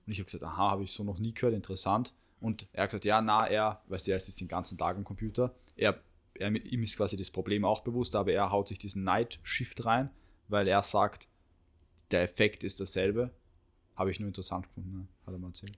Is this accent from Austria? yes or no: yes; Austria; bei uns in Österreich